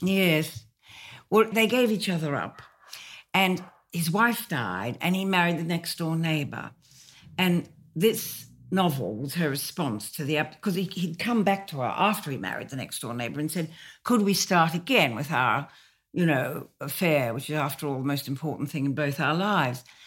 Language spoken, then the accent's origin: English; Australia; moved away as an adult; now in London, United Kingdom